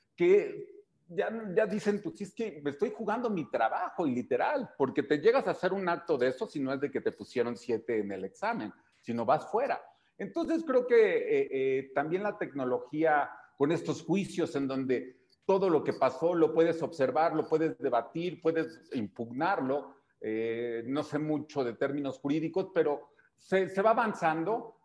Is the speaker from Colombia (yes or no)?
no; Mexico; como mexicanos